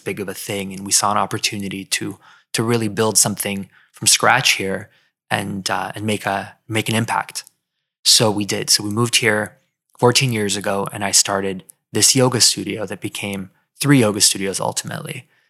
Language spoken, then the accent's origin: English; California, United States; moved away as an adult; also born or lived in Philadelphia; now in Miami, United States; I grew up in California